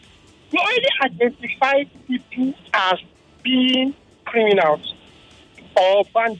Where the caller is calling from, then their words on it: Lagos, Nigeria; I'm calling from Lekki.